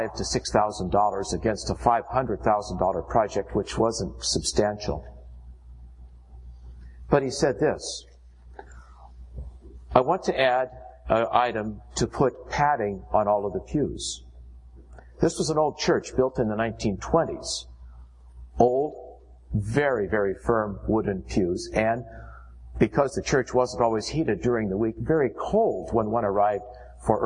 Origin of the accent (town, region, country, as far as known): United States